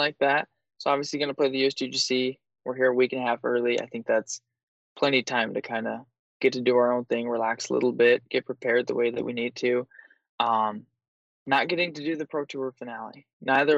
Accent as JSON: {"language": "English", "region": "Minnesota", "country": "United States", "said": "I'm from Minnesota"}